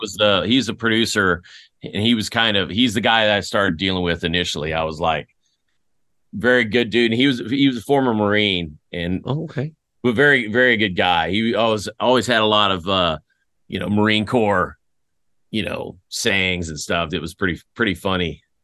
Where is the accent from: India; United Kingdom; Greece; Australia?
Greece; born there; also born or lived in Fort Riley, United States / Germany; After I was born in Greece. My family, we moved to Fort Riley. My dad did 2 years at Fort Riley before we went back to Germany